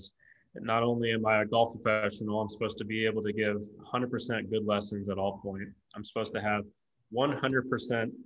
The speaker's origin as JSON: {"language": "English", "town": "Lee's Summit", "region": "Missouri", "country": "United States", "tie": "born or raised there", "said": "I was born and raised in Lee Summit, Missouri."}